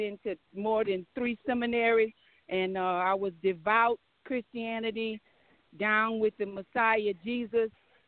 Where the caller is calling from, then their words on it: Anchorage, Alaska, United States; I am actually calling from Anchorage, Alaska.